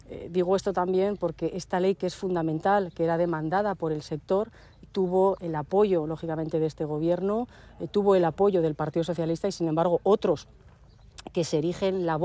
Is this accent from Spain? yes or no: yes; La Almunia de Doña Godina, Aragon, Spain; born or raised there